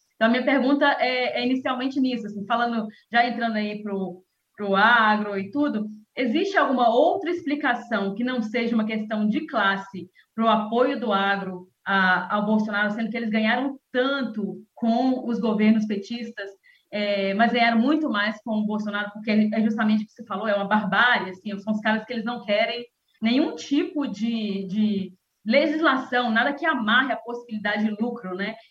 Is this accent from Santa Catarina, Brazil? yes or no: no; Conselheiro Pena, Minas Gerais, Brazil; eu venho do interior de Minas Gerais também, então, numa cidade